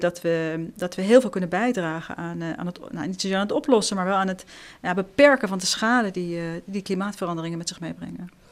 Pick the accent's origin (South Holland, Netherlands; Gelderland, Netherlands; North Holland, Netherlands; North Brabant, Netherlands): North Holland, Netherlands; Amsterdam; also born or lived in Israel; ik kom uit Amsterdam